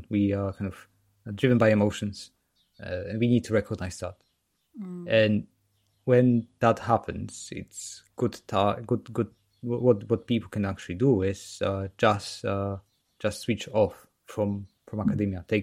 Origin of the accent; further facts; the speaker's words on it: Poland; now in United Kingdom; I'm from Poland and live in the UK.